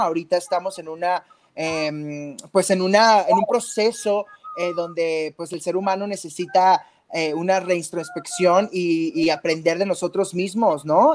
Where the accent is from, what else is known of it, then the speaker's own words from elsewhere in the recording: Tijuana, Baja California, Mexico; Yo soy de Tijuana, Baja California.